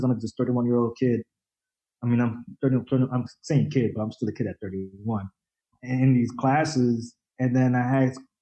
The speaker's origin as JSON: {"language": "English", "area": "Rockland County", "region": "New York", "country": "United States", "tie": "born or raised there", "also_born_or_lived": "Dominican Republic / Bronx, New York", "said": "we moved up to the suburbs, up to Rockland County, and I pretty much grew up there"}